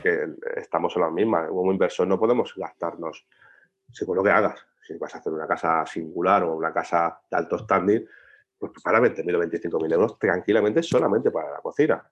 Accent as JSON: {"language": "Spanish", "country": "Spain", "said": "los españoles odiamos la junta"}